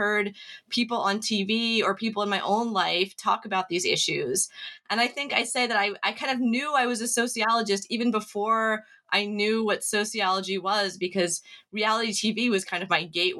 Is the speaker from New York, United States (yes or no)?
yes; New York, United States; But I absolutely ate it up as a teenager growing up on Long Island in the mid-1990s.